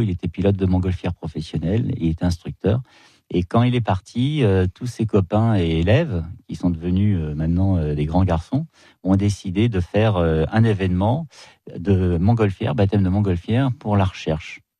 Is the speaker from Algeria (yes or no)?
no; near Lohéac, Ille-et-Vilaine, Brittany, France; je suis pas de l'Oéac, mais je suis très près